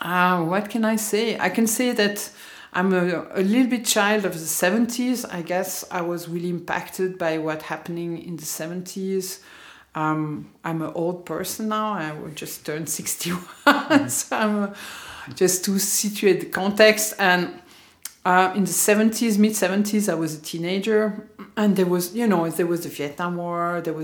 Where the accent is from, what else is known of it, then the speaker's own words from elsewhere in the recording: Lausanne, Vaud, Switzerland; born there; also born or lived in Geneva / London; Like, I was born in Lausanne.